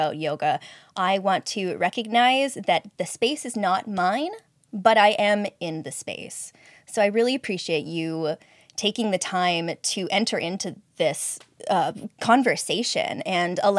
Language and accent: English; Katzie, Semiahmoo, Kwantlen land, British Columbia, Canada; I am born and raised on and in this land. I believe the Katsi, Semiyamu, Kwantlen people's land